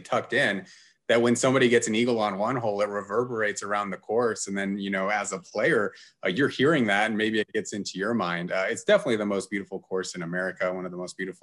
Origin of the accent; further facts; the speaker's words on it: Gardnerville, Nevada, United States; when I grew up in Gardnerville